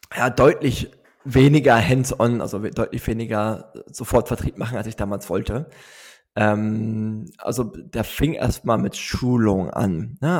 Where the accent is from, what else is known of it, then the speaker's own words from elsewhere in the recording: Neuruppin, Brandenburg, Germany; moved away as an adult; also born or lived in United States / South America; now in Berlin, Germany; ich komme aus Neuruppin. Das ist eine Kleinstadt, 70 Kilometer nördlich von Berlin, im schönen Brandenburg gelegen.